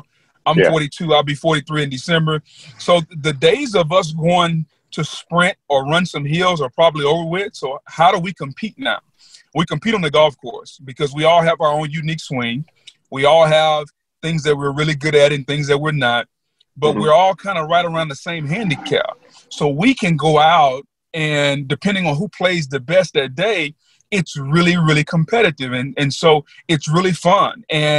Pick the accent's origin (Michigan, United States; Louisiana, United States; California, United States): Louisiana, United States; as a young African-American guy growing up in Louisiana